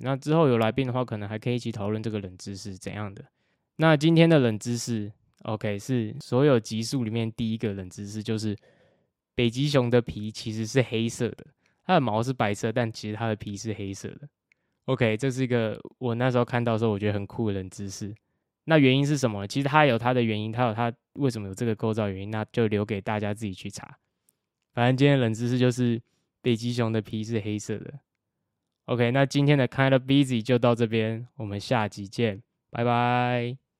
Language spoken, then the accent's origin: Chinese; Kaohsiung, Taiwan; also born or lived in Hsinchu; 我是高雄人，去新竹读了清华大学，然后现在准备要去 A S U 读 M S C S 的硕士